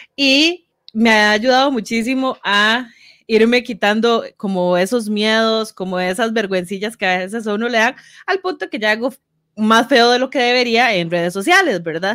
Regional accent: Grecia, Alajuela, Costa Rica; yo viví toda mi infancia en Grecia prácticamente

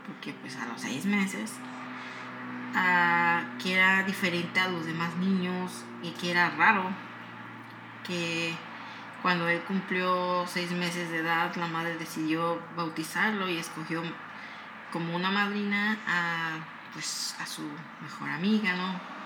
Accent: Morelos, Mexico; soy de Morelos, soy de, am, de un lugar donde, este, está cerca de Huautla

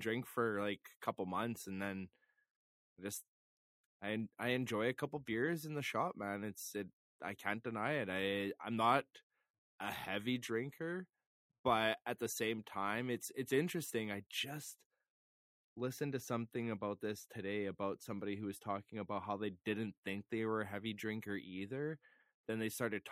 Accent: Flin Flon, Manitoba, Canada; I'm from Flin Flon. It's up north, very up north in Manitoba.

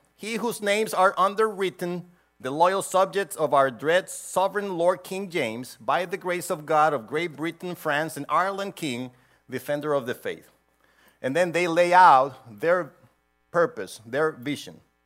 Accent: Honduras; now in United States; I was born in Honduras, and I had to have a visa to go everywhere

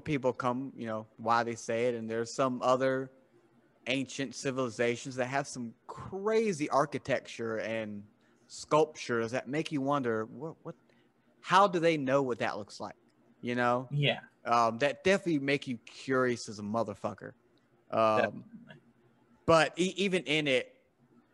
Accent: the South, United States; I'm from the South

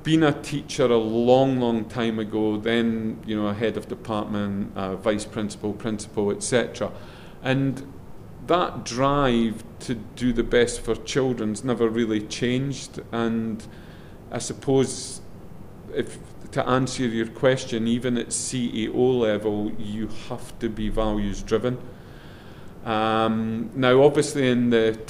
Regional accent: Scotland, United Kingdom; accent: Scottish; my Scottish accent

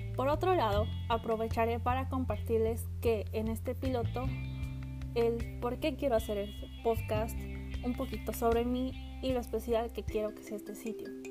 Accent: central Mexico, Mexico; soy de México, eh, del centro de México

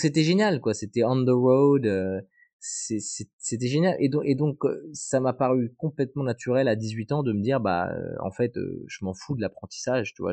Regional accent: Bayonne, Nouvelle-Aquitaine, France; on était basé à Bayonne, parce que moi je viens de Bayonne

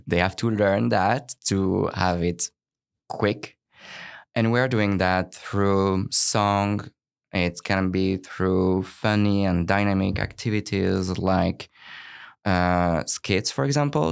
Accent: France; now in Vancouver, Canada; I'm originally from France

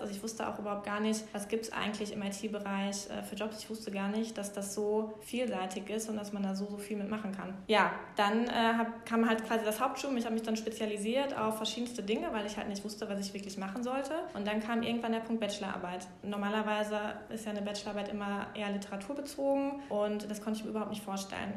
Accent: Bochum, North Rhine-Westphalia, Germany; ich bin in Bochum geboren, aufgewachsen

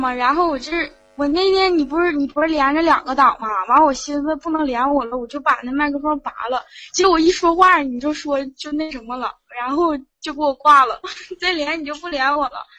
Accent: Northeast China, China; 我是东北人。

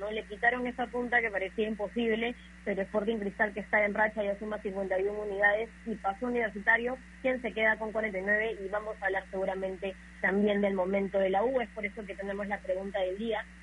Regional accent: Peru

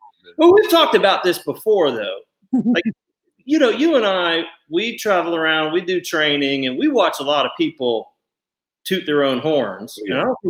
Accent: Ohio, United States; I can relate growing up in Ohio and family from Kentucky

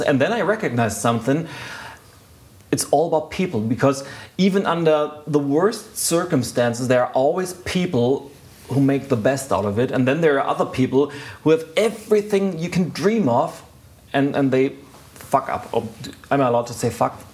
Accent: Lübeck, Schleswig-Holstein, Germany; I was doing civil work in a university a hospital in my hometown, Lübeck

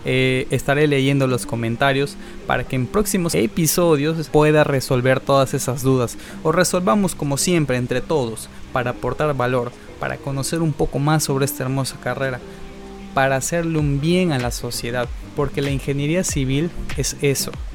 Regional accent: Peru; soy de Perú

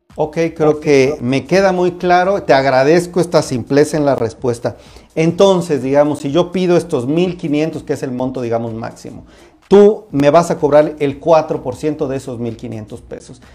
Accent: Mexico; nosotros como mexicanos

